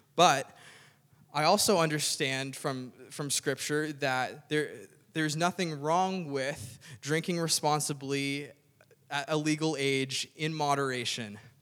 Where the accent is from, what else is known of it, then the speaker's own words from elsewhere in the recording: Cape Breton, Nova Scotia, Canada; I grew up in Cape Breton